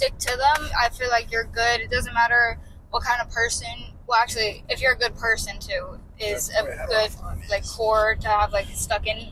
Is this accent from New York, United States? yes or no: no; Surprise, Arizona, United States; I'm from Surprise